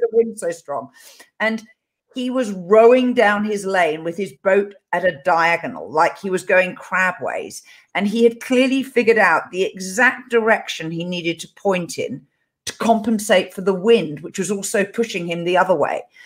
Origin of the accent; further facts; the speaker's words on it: England, United Kingdom; this is me being English